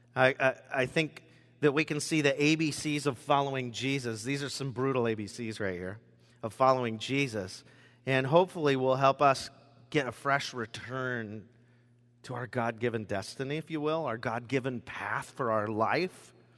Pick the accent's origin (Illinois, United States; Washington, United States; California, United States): Washington, United States; Rochester; also born or lived in Longview, Washington; at the age of four, I moved to Rochester, Washington, Southwest Olympia, a little area called Gate